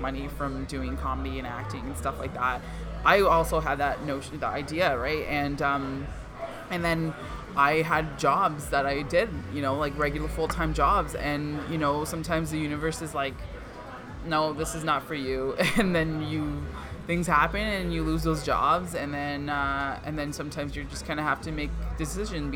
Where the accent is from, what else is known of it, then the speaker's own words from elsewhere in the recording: Markham, Ontario, Canada; first language Punjabi; also born or lived in Scarborough, Ontario; now in Brampton, Canada; I was born in Scarborough, lived there till I was 11, and then moved to Markham